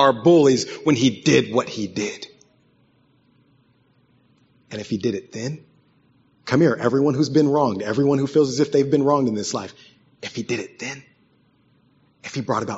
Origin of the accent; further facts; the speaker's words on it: West Virginia, United States; I grew up in West Virginia, so they taught us about the Hatfields and McCoys